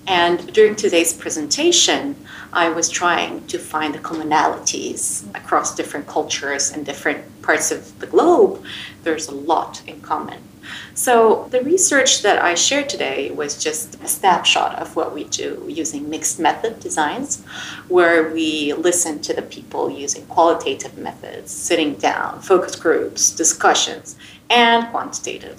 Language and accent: English; Jordan; growing up in Jordan and wanting to be a doctor